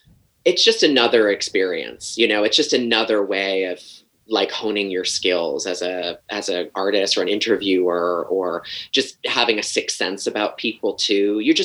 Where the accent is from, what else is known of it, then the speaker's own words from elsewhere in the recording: United States; accent: American; moved away as an adult; also born or lived in Los Angeles; now in London, United Kingdom; even with just my accent, it's so stupid, but like I just stood out just a little bit differently, you know? It's just like one other thing to say, oh yeah, that American queer.